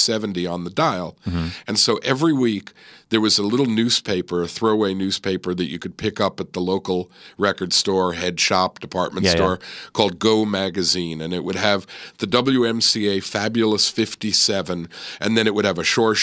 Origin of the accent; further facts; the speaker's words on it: New York City, New York, United States; now in Los Angeles, United States; I grew up in a small, in a suburb of New York City, the borough of Queens, and a town called Forest Hills